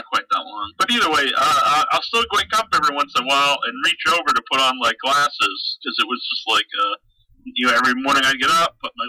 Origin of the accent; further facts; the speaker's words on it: Cape Cod, Massachusetts, United States; I'm from the Cape